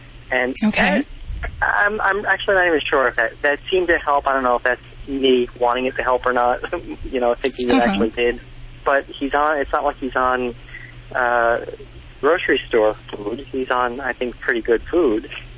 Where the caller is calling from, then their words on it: Caldwell, New Jersey, United States; I'm calling from Caldwell, New Jersey.